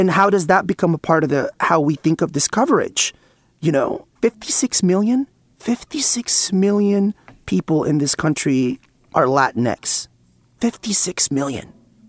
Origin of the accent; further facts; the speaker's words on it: California, United States; Like, I come from the San Francisco Bay Area, and we were actually the first region in the country in which that was the reality.